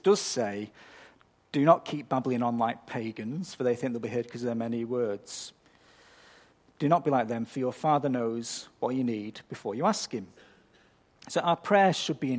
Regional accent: United Kingdom; I'm British, so I'm culturally predisposed to being overly polite

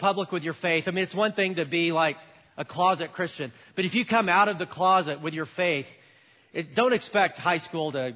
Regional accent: United States; as an American 18-year-old

